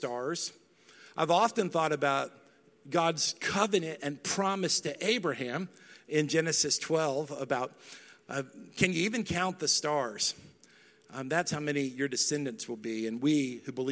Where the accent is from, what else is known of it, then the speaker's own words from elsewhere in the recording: North Texas, United States; I'm not from West Texas. I'm from North Texas.